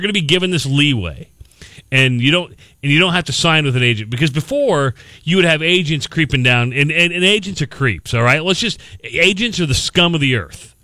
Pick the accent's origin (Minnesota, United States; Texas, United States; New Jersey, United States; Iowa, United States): Iowa, United States; Western; I'm from Western Iowa